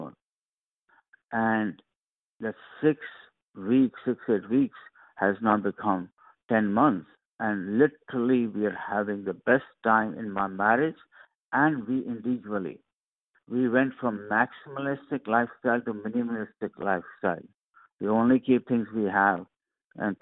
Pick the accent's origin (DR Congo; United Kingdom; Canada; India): India; moved away; I'm originally from India, so sometimes I use Sanskrit words